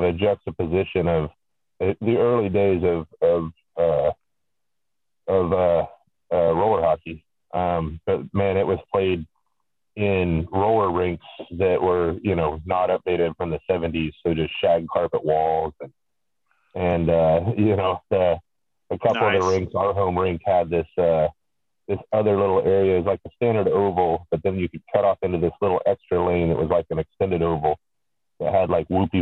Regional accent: Kansas, Oklahoma, United States; Before I lived in Oklahoma, I grew up in Kansas, and we grew up on a farm in the middle of nowhere

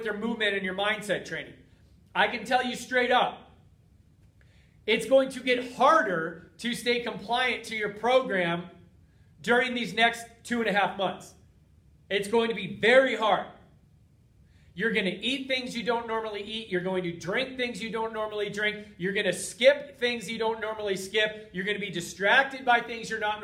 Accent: United States; from being an American for 40 years now

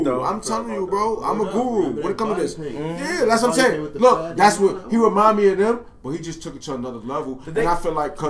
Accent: New York City, New York, United States; I'm from the East Side. They call it Spanish Harlem.

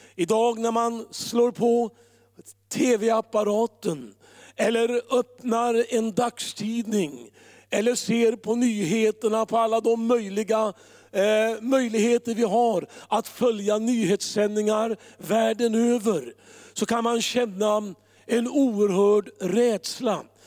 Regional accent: Örebro, Örebro County, Sweden; Örebro, där jag kommer ifrån

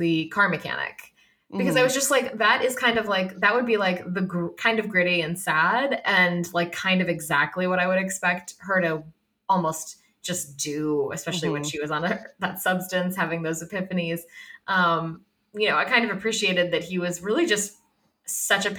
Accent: Massachusetts, United States; moved away; I'm from Massachusetts originally.

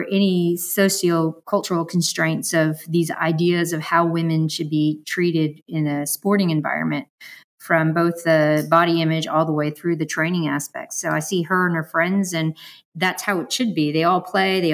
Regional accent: San Francisco, California, United States; growing up in San Francisco

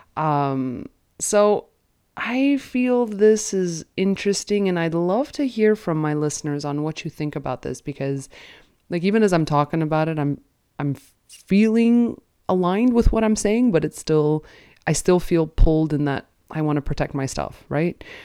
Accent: Canada; as a Canadian

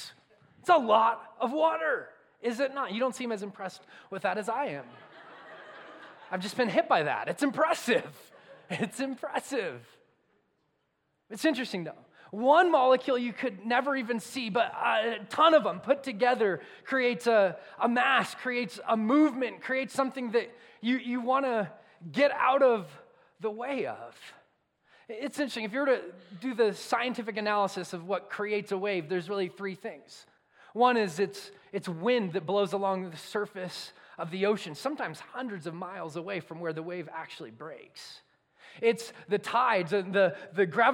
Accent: Southern California, United States; moved away; I grew up in Southern California, and I grew up going to the beach

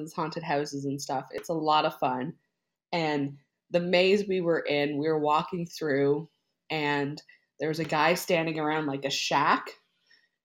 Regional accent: Newfoundland and Labrador, Canada; moved away as an adult; now in Nova Scotia, Canada; I'm from Newfoundland too

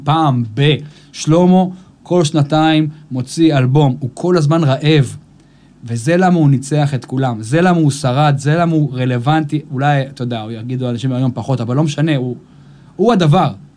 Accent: Israel; אני גדלתי באייטיז פה

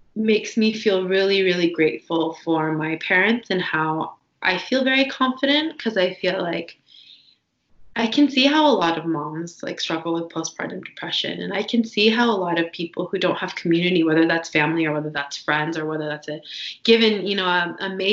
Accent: Washington, United States; I'm from Washington State

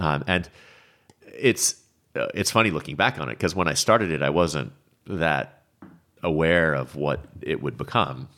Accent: Vermont, United States; moved away as an adult; now in Paso Robles, United States; I grew up in Vermont.

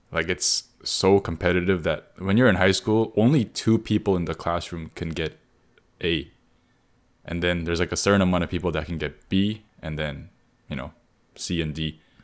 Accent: Canada; we grew up in Canada

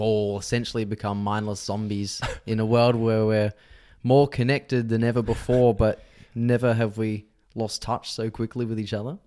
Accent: Victoria, Australia; old houses that I lived in when I was growing up in Victoria

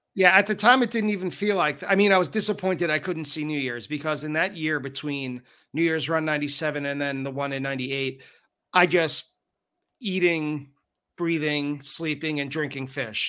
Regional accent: Long Island, New York, United States; I'm from Long Island.

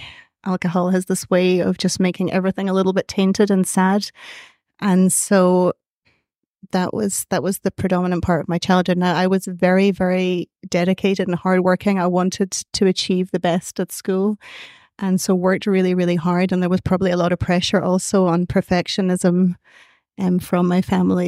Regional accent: Scotland, United Kingdom; now in Ireland; I'm from Scotland originally. And so I grew up in Scotland

